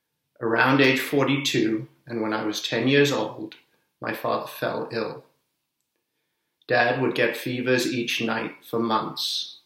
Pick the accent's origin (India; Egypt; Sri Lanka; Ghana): Sri Lanka; also born or lived in Zambia / Zimbabwe / England; now in United States; I'm originally from Sri Lanka, but grew up in Zambia, Zimbabwe, and England, and then came to America.